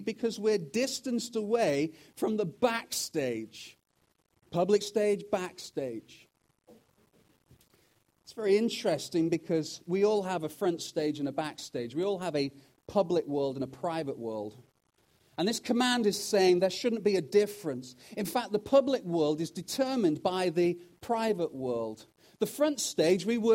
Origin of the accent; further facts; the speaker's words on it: United Kingdom; also born or lived in Wales; now in Canada; as a Brit who's also now Canadian